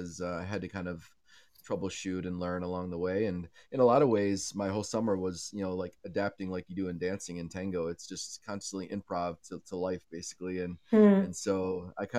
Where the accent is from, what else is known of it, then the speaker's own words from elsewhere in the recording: upstate New York, United States; also born or lived in Portland, Maine / Buffalo; I grew up on a dairy farm in upstate New York